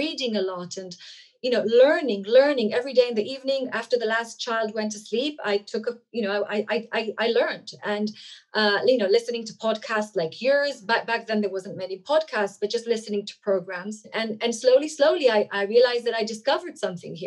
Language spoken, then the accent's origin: English; Israel; first language Hebrew; English is a second language; I'm Israeli, so Hebrew goes, you know, that's my mother tongue.